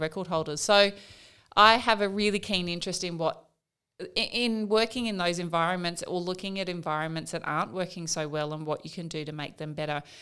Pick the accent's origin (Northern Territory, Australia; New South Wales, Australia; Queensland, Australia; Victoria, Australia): Northern Territory, Australia; Katherine; also born or lived in Wave Hill; I was born in Catherine in the Northern Territory, so, uh, in an Aboriginal community